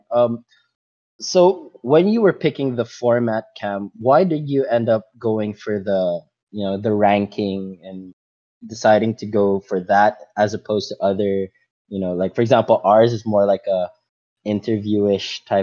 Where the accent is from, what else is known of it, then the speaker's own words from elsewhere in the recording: Macau; they talked about top five things that you learn from growing up in Macau, or top if roughly something like that, right?